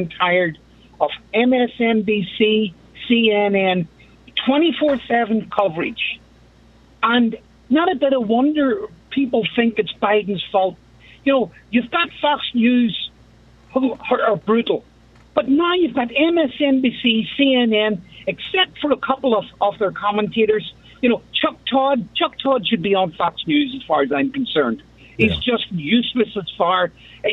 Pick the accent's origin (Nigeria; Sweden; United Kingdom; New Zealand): United Kingdom; Belfast, Northern Ireland; now in Elmhurst, United States; I am from Belfast, Northern Ireland